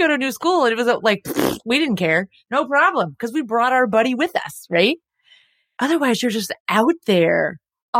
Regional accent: Texas, United States; we're from Texas

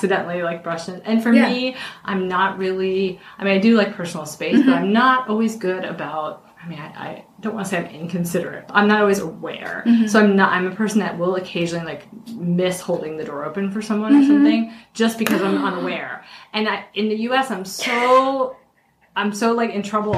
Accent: United States; moved away as an adult; now in Shanghai, China; as an American kid

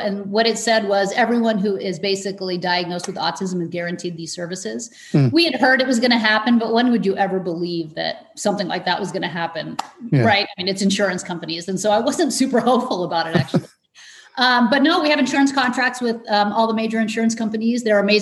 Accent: Iran; moved away; we're immigrants. I was born in Iran

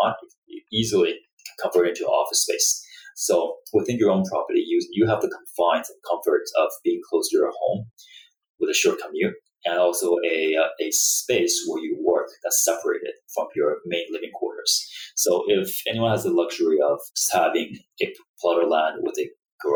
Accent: Vancouver, British Columbia, Canada; I'm from Vancouver myself.

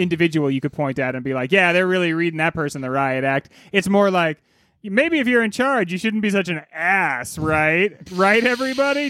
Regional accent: United States; I am notably American

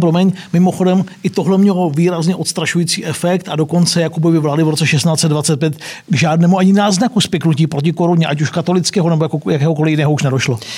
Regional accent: Czechia; Já jako rodák z Číny

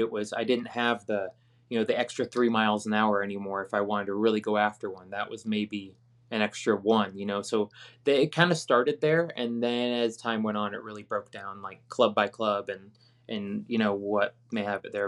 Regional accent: Virginia, United States; where I grew up in Virginia

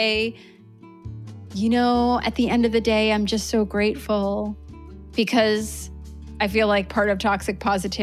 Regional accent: New York, United States; moved away as an adult; now in Vermont, United States; I was born and raised in New York

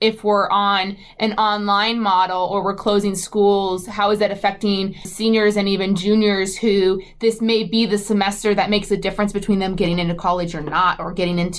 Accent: Agoura Hills, California, United States; I grew up in Agoura Hills, which is a suburb of L.A.

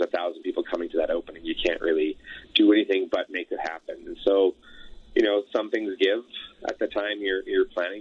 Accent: Elliot Lake, Ontario, Canada; also born or lived in Sudbury, Ontario; now in Alberta, Canada; I grew up in Northern Ontario. My family is all from Sudbury, born in Sudbury. raised in Elliott Lake, so just a few hours west of Sudbury there.

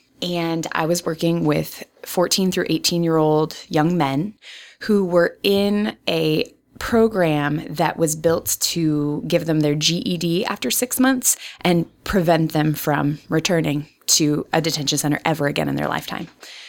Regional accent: Kansas, United States; also born or lived in Iowa / Chicago / Virginia / New Mexico; Yeah, so I'm from Kansas, so Midwestern by pedigree.

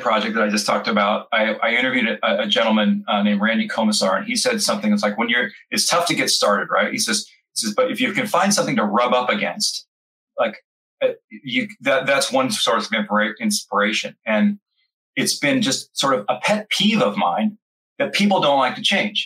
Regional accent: California, United States; moved away as an adult; now in Florida, United States; I grew up born and bred in California, and now I live in Florida

